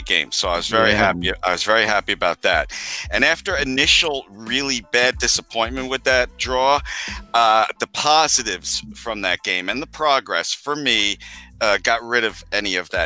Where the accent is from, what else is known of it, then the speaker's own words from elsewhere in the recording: United States; we're American.